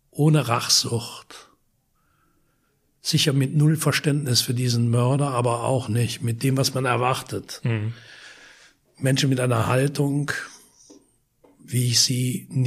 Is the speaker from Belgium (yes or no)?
yes; Wallonia, Belgium; das ist ein Vorort von Lüttich, nicht weit weg von meiner Heimat.